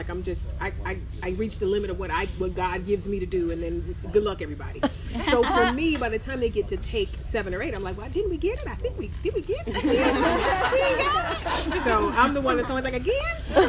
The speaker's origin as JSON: {"language": "English", "town": "East Cleveland", "region": "Ohio", "country": "United States", "tie": "born or raised there", "moved": "yes", "said": "I am a kid from East Cleveland."}